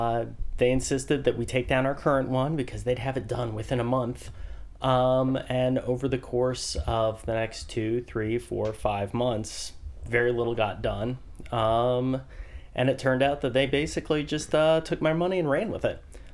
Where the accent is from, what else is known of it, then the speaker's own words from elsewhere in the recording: Bethesda, Maryland, United States; also born or lived in Washington, D.C. / Boston; I was born in Washington, D.C. My father was from England, so I'm the son of an immigrant. My mother's side of the family has been here in the Americas since before the Revolutionary War. Grew up in the Bethesda area.